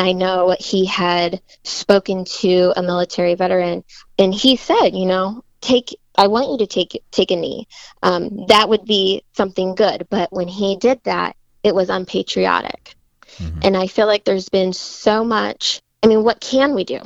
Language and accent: English; Fort Wayne, Indiana, United States; I grew up in Fort Wayne, been here my whole life